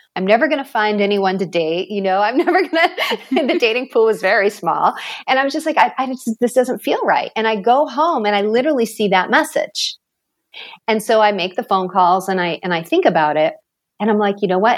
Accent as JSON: {"language": "English", "region": "Maine", "country": "United States", "tie": "born or raised there", "said": "I grew up in Maine, small town. It was a paper mill town"}